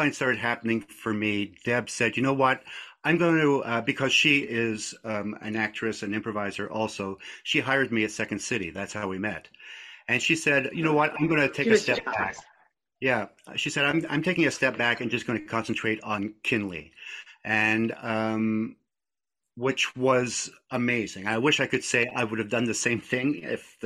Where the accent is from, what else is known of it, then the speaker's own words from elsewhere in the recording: Scotland, United Kingdom; moved away; My family was, we were a Scottish family. I was born in Scotland